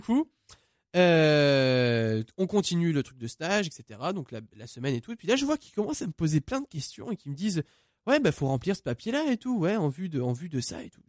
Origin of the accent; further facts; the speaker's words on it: Saint-Amand-les-Eaux, Hauts-de-France, France; je viens de Saint-Amand-les-Eaux exactement